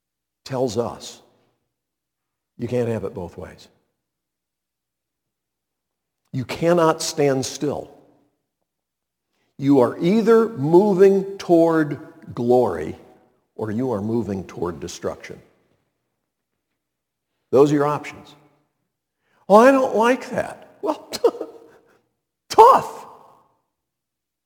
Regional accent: Montreat, North Carolina, United States; where I grew up, Montreat

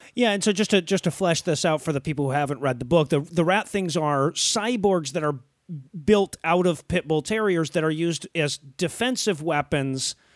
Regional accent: Detroit, Michigan, United States; I grew up in Detroit and I went back and forth to, uh, Windsor quite a bit

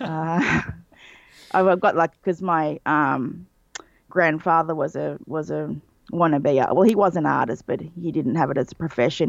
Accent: Australia; being Australian, I grew up on a diet of U K and U S cartoons

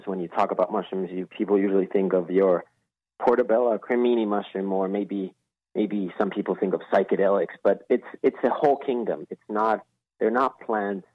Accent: Finland; moved away as an adult; now in Los Angeles, United States; born and raised in Finland and living in L.A.

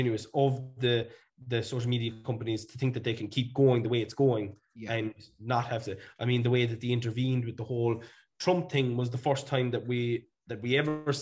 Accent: Ireland; We as Irish people

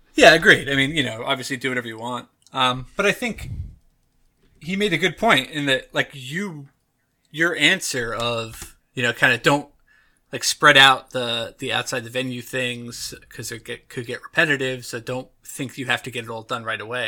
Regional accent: United States; I am from the United States of America.

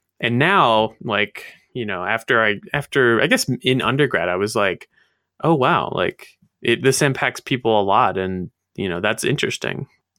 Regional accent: Maryland, United States; I grew up in Maryland, and we didn't get, you know, we didn't live in the mountains or whatever

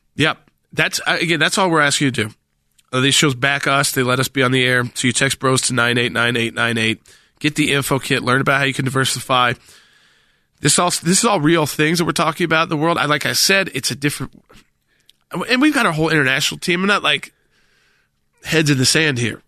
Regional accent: the South, United States; I'm a Southerner

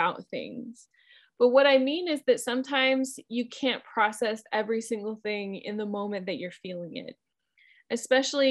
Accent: Midwest, United States; moved away; also born or lived in North Carolina; where I grew up in the Midwest, we had wind all the time.

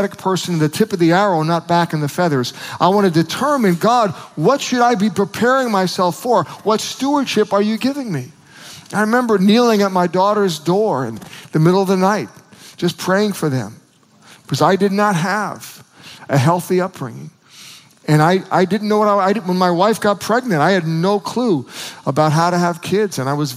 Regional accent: United States

